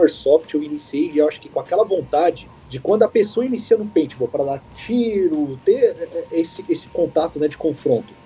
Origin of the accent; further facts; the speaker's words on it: São Paulo, Brazil; eu sou aqui de Sampa